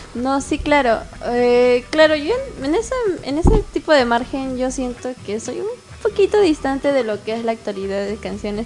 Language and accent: Spanish; Tacna, Peru; Yo también soy de Tacna